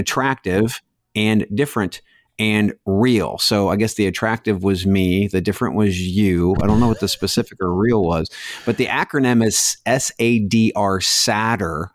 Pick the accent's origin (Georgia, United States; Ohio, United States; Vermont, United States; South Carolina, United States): Ohio, United States; Mansfield; growing up in Mansfield